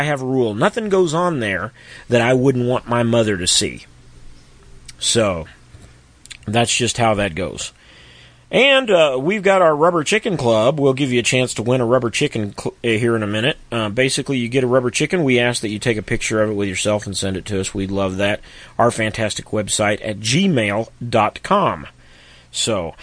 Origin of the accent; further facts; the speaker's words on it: Missouri, United States; my home state of Missouri